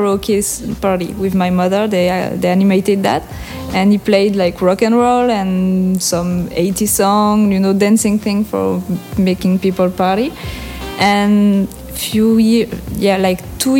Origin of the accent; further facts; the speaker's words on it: French Basque Country, Nouvelle-Aquitaine, France; first language French; English is a second language; moved away as an adult; also born or lived in Aruba / Sint Maarten; I'm from Pays Basque, and this is it's a part of France